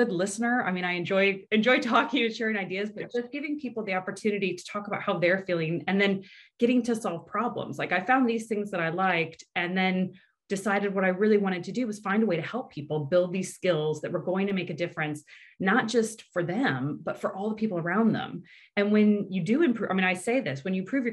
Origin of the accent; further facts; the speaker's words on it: Indiana, United States; moved away; also born or lived in California; I'm from the Midwest in the US. I grew up in a small town in Indiana